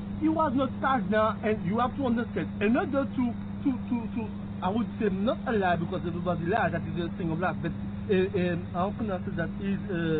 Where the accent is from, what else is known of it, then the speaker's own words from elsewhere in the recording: Martinique; moved away; I was born in the island Martinique, French island.